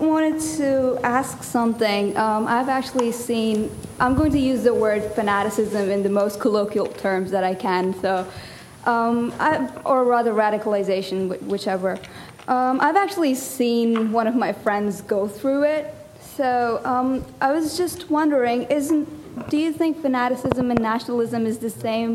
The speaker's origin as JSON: {"language": "English", "country": "Pakistan", "moved": "as an adult", "lives_now": "United States", "said": "I'm actually from Pakistan, so um, I just recently moved to the United States to um, pursue my college"}